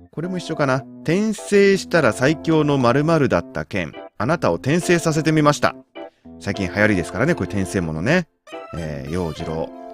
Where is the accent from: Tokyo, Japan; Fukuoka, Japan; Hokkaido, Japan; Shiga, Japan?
Tokyo, Japan; moved away; 今ねその生まれ育った東京を離れてしまったんだけれども